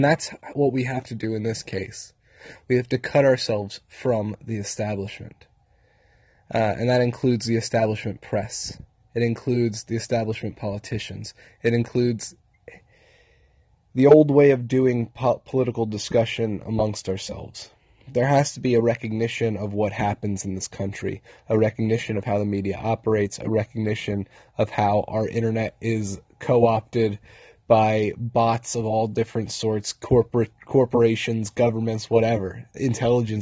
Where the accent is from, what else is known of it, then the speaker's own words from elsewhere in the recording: United States; We're American citizens